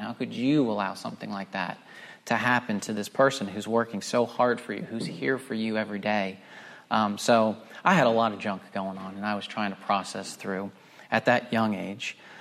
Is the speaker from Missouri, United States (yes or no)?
no; Pennsylvania, United States; moved away as an adult; also born or lived in Scranton, Pennsylvania / Philadelphia area, Pennsylvania; now in North Carolina, United States; I was born just outside of Scranton in northeastern Pennsylvania